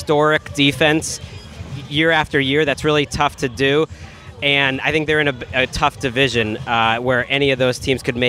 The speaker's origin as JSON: {"language": "English", "region": "Massachusetts", "country": "United States", "tie": "born or raised there", "said": "I grew up in Massachusetts."}